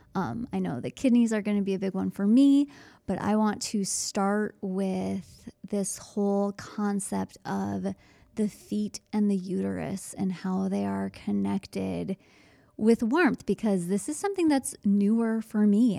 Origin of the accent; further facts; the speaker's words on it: Midwest, United States; being so American and only knowing Fahrenheit.